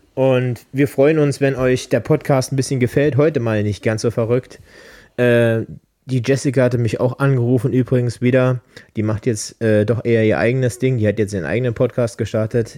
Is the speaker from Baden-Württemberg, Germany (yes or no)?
no; Berlin, Germany; now in Brandenburg, Germany; Jetzt Brandenburger, aber ursprünglich Berliner